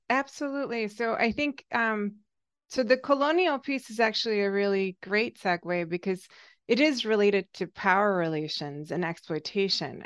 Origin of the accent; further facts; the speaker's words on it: Hungary; moved away as an adult; now in United States; so I am Hungarian, I grew up in Hungary, um, still under the Soviet occupation